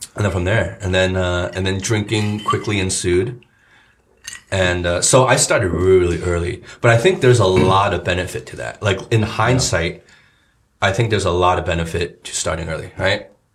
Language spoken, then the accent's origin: English; New Jersey, United States; moved away; two guys I grew up with in Jersey